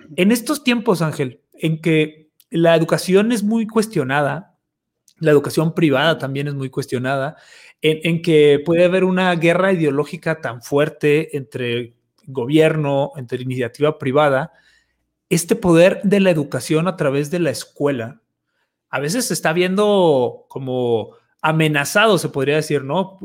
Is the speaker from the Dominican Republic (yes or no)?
no; Mexico